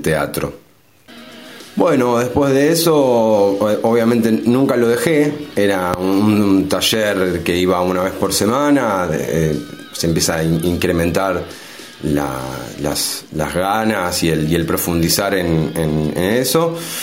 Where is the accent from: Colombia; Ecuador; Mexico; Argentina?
Argentina; Berazategui, Buenos Aires Province; now in San Martín, Argentina; de muy niño, ya en la primaria, empiezo a hacer un taller de, teatro. Eh, en ese entonces yo vivía en Verazategui